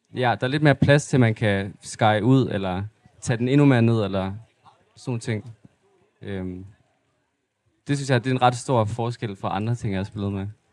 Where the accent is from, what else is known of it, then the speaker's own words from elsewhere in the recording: Aarhus, Central Denmark Region, Denmark; also born or lived in Mols / Ugelbølle; jeg er sådan lidt halv fra Aarhus, og så har jeg også boet meget af mit liv ude på Mols.